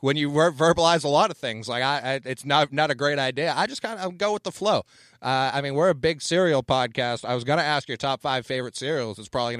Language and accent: English; Boston, Massachusetts, United States; I'm from Boston